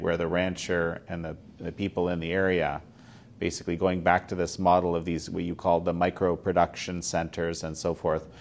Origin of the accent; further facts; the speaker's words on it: Canada; as a Canadian